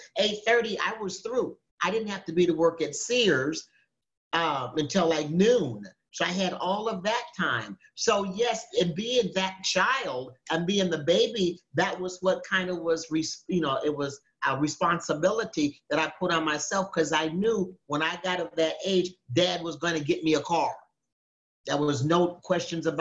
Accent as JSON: {"language": "English", "town": "Minneapolis", "region": "Minnesota", "country": "United States", "tie": "born or raised there", "said": "I was raised in Minneapolis, Minnesota"}